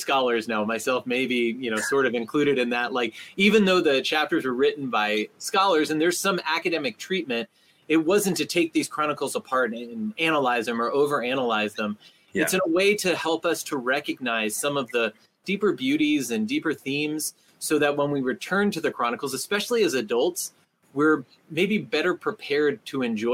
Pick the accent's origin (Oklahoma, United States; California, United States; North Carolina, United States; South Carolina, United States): California, United States; Southern; also born or lived in New Jersey / Tennessee; now in South Bend, United States; Born in Jersey, lived a little while in Tennessee, and raised in Southern California